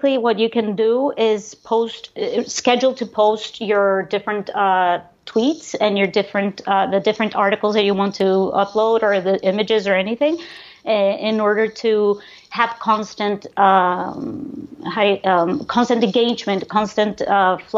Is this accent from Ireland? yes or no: no; Panama; I was born and raised in Panama from Greek parents